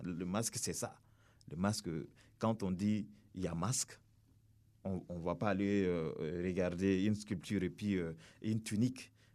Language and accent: French; Burkina Faso; nous sommes venus du Burkina Faso